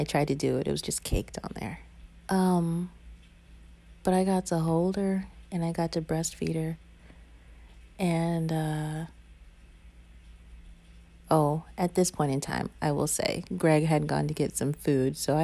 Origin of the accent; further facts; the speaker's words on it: the South, United States; I was raised in the South